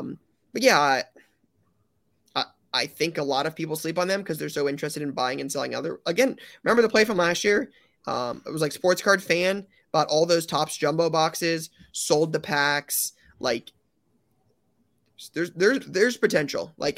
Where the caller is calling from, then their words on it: Sweden; English is a second language; I'm traveling over from Sweden to be on my first national trip, looking forward to a lot of the experiences.